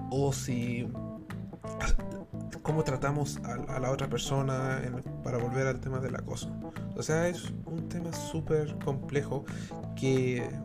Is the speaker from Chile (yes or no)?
yes; Chile; todos somos chilenos al fin y al cabo cuando nos vamos a dormir.